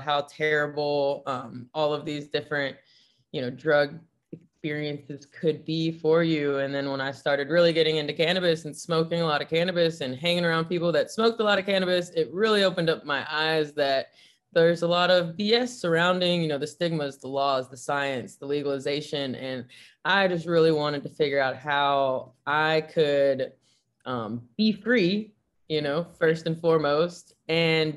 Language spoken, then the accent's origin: English; Nashville, Tennessee, United States; moved away as an adult; now in San Francisco, United States; I was growing up in Nashville, Tennessee